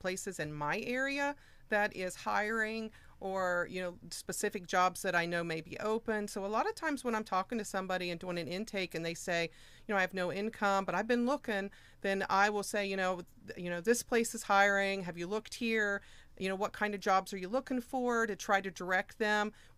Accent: Moxahala, Ohio, United States; I am from Moxahela

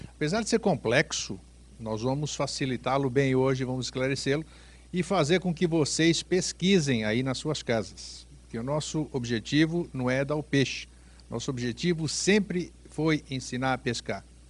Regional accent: Greece; moved away; da minha terra, da Grécia

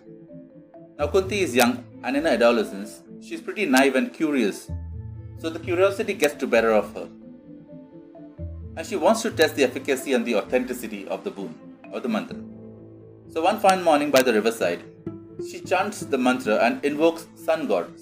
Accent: India; I take pride in being a part of this ancient culture as an Indian

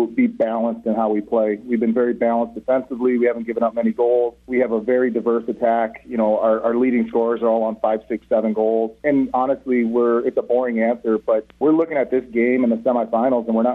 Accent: Minnesota, United States; moved away; I'm from Minnesota.

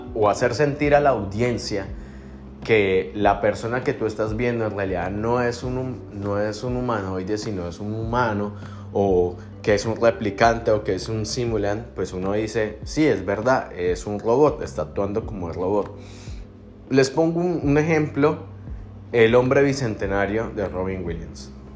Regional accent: Colombia; yo a veces me siento más mexicano que colombiano

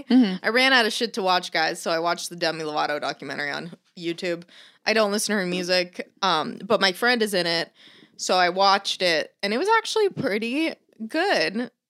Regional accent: South Florida, United States; moved away; I grew up in South Florida.

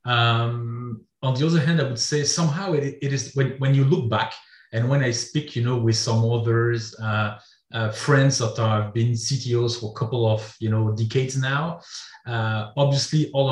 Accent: France; also born or lived in Belgium; I'm a French guy. So I was born in France

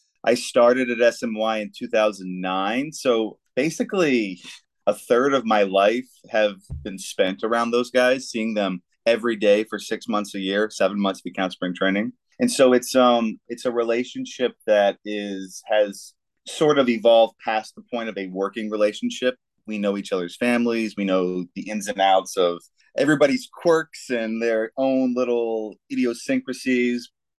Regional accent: North Carolina, United States; moved away; also born or lived in Florida; I was born in Florida, but I grew up in North Carolina.

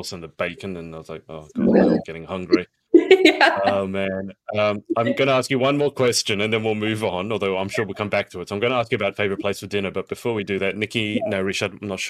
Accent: Sydney, New South Wales, Australia; my hometown of Sydney

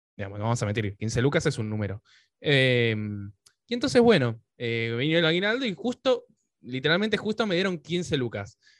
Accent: Pilar, Buenos Aires Province, Argentina; moved away as an adult; now in Buenos Aires, Argentina; estaba por Pilar, que es de donde soy, ahora estoy en Capital, pero yo viví casi toda mi vida en Pilar

